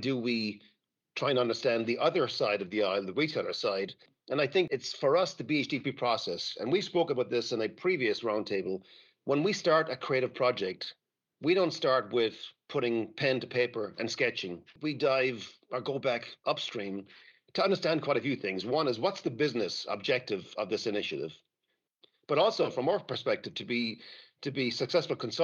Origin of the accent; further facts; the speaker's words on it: Ireland; Being Irish